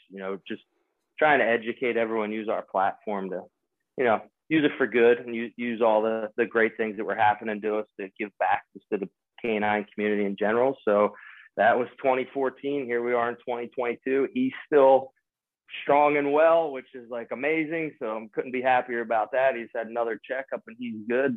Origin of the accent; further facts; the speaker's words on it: Springfield, Pennsylvania, United States; I'm from Springfield, Delaware County, right outside of Pennsylvania